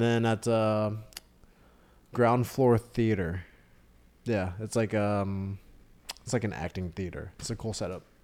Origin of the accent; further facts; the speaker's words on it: Austin, Texas, United States; moved away as an adult; also born or lived in New York; I was born and raised in Austin, but I went to school in New York